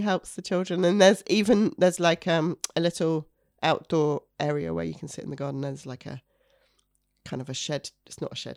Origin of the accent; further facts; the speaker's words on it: York, Yorkshire and the Humber, United Kingdom; moved away; I'm from York originally